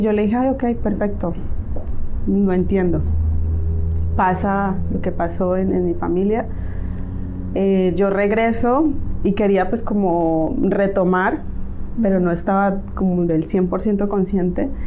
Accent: Cali, Valle del Cauca, Colombia; moved away as an adult; also born or lived in Spain; now in Mexico; soy colombiana, nacida en una bella ciudad llamada Cali.

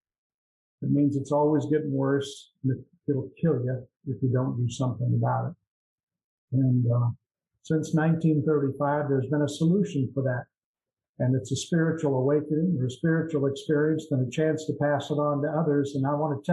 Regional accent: Iowa, United States; also born or lived in Florida / Des Moines, Iowa; I'm from Midwest United States, Iowa. I'm in Florida now. I'm in Florida half time and in Iowa half time

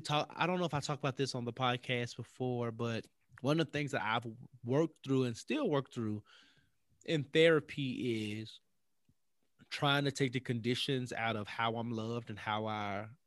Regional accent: Memphis, Tennessee, United States; You know, I'm from Memphis. We don't ever grilling season really ain't ever over.

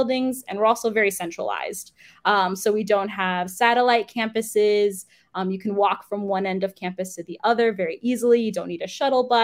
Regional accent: New York City, New York, United States; I was from New York City too

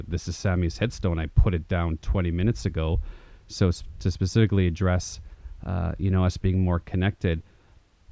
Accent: Thompson, Manitoba, Canada; also born or lived in Canary Islands / Portugal / Winnipeg, Manitoba; I went from the Canary Islands to Thompson, Manitoba

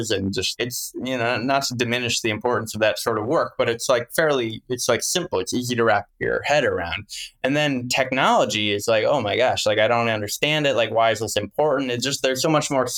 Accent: Wisconsin, United States; I'm from the Midwest. I'm from Wisconsin

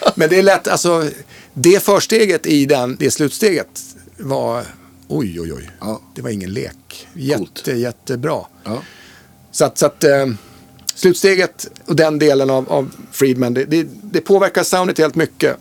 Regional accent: Mora, Dalarna County, Sweden; also born or lived in Stockholm; jag kommer ju från, från Mora. Jag var ju född i Stockholm men flyttade ja. till Mora 71 när jag var fem år

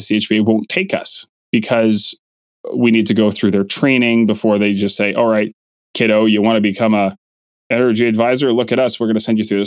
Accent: Kelowna, British Columbia, Canada; in my hometown, that's Kelowna Toyota

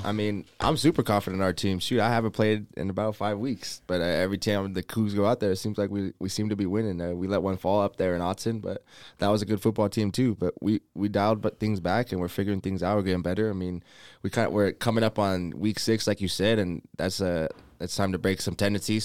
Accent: Las Vegas, Nevada, United States; moved away; I grew up in Las Vegas.

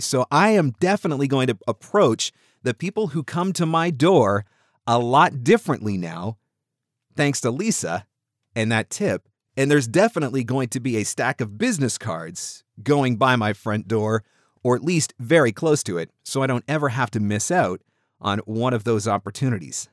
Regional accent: Southern Ontario, Canada; I am actually Canadian. I'm from Southern Ontario

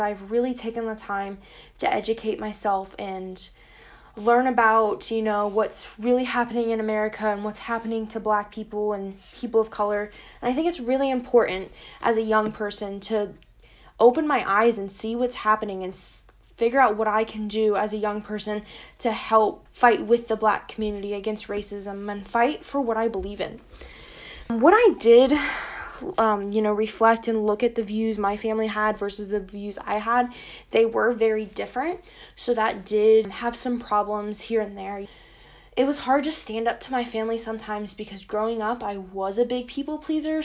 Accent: Yellow Springs, Ohio, United States; I'm from Yellow Springs, Ohio

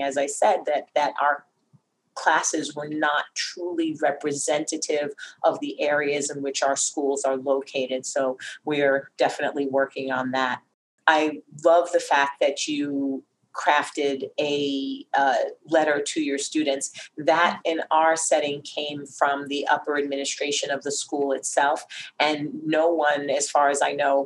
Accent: New York, United States; also born or lived in North Carolina; I was born and raised in New York

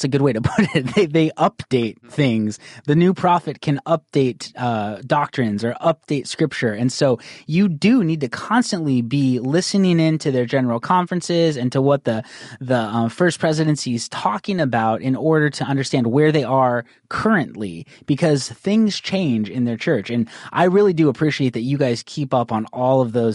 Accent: Northern Arizona, United States; I grew up in Northern Arizona

